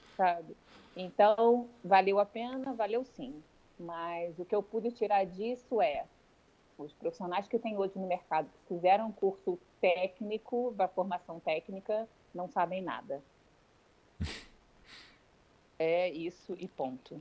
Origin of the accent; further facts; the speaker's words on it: Rio de Janeiro, Brazil; moved away as an adult; now in Portugal; como eu sou do Rio de Janeiro